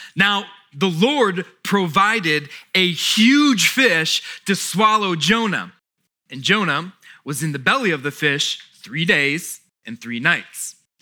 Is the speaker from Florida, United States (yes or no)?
yes; South Florida, United States; now in Fredericksburg, United States; we grew up in South Florida